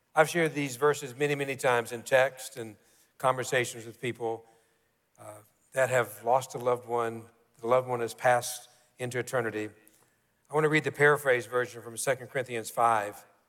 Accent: Kentucky, United States; growing up in Kentucky, we all, most all of us, play basketball.

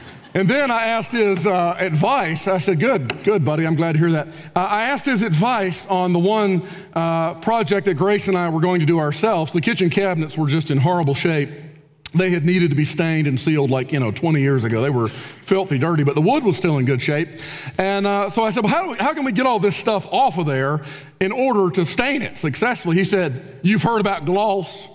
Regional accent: Spartanburg, South Carolina, United States; moved away as an adult; also born or lived in Kentucky; now in Spartanburg, United States; I was from Spartanburg, so we were already familiar with the community

